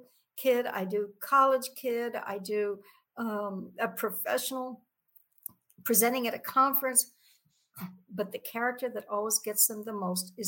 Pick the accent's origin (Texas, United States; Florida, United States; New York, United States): Texas, United States; San Antonio; I grew up on the West Side Barrio